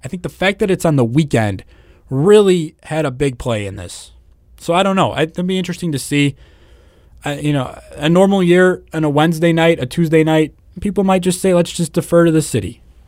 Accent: Northwest Indiana, United States; I'm from Northwest Indiana

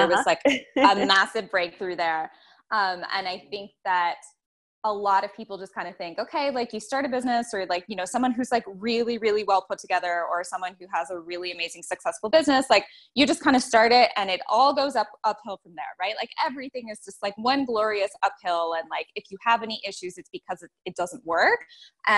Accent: Toronto, Ontario, Canada; accent: Canadian; moved away as an adult; now in Nicaragua; I'm from in and around Toronto, Ontario

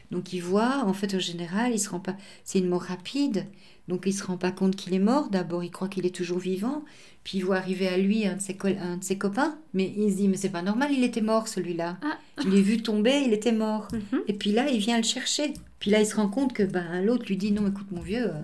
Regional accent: England, United Kingdom; Alors la vision en Angleterre elle est complètement différente de la vision francophone. Chez nous en Angleterre on appelait ça des cercles, des cercles d'aide, rescue circle, et c'était extrêmement pratiqué.

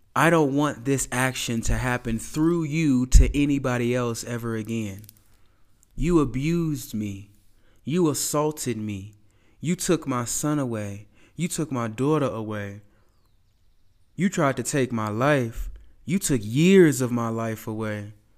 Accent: United States; I'm from America

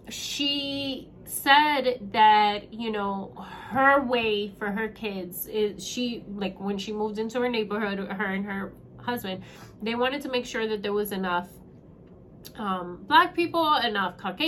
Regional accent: South Miami, Florida, United States; moved away; I grew up in South Miami.

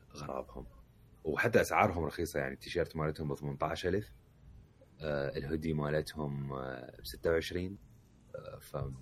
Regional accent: Baghdad, Baghdad Governorate, Iraq; now in Jordan; واحنا من بغداد

